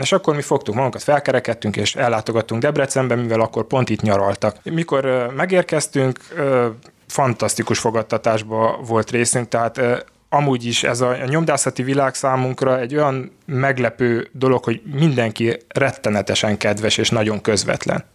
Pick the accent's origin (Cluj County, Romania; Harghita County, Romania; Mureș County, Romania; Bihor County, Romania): Bihor County, Romania; Oradea; Én Nagyváradon születtem, itt is élek